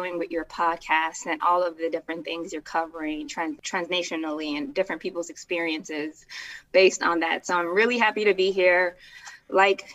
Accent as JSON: {"language": "English", "town": "Chicago", "region": "Illinois", "country": "United States", "tie": "born or raised there", "said": "I was born in Chicago"}